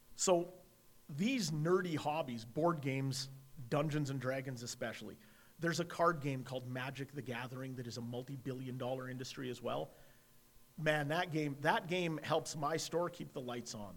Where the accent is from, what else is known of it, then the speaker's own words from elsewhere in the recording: Edmonton, Alberta, Canada; I'm an Irish Catholic kid from Edmonton